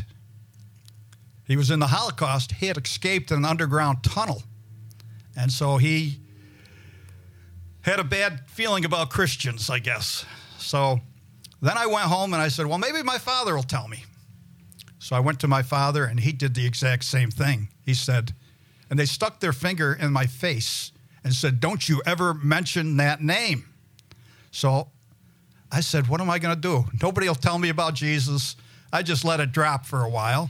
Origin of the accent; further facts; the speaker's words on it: Gloversville, New York, United States; moved away; also born or lived in Mississippi; I was brought up in the Jewish religion, and I lived in a little town in upstate New York, Gloversville, New York